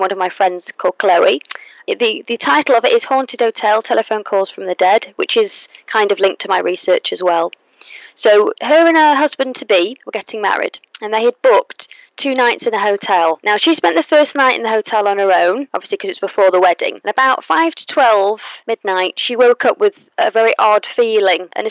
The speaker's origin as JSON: {"language": "English", "town": "Manchester", "region": "North West England", "country": "United Kingdom", "said": "I'm from Manchester"}